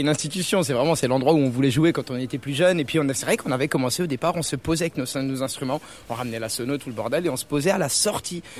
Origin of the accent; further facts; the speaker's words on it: Cernay, Grand Est, France; on est de Cernay, près de Mulhouse